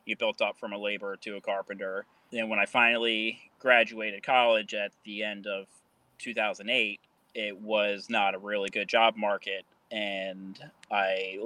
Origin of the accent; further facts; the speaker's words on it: Baltimore, Maryland, United States; I am from Baltimore, Maryland, and I am a construction superintendent.